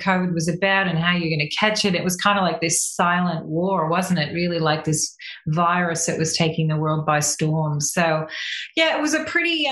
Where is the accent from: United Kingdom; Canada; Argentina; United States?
Canada; now in Australia; I'm Canadian by birth. I've lived in Australia half my life, so I call myself a quasi Aussie